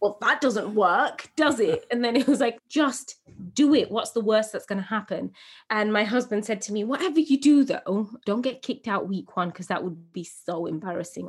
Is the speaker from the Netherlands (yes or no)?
no; England, United Kingdom; born or raised there